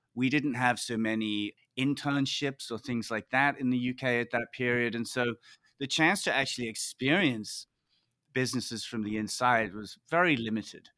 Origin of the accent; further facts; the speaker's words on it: Liverpool, North West England, United Kingdom; moved away as an adult; also born or lived in Oxford / Hong Kong / New York; I grew up in Liverpool, big city in the U K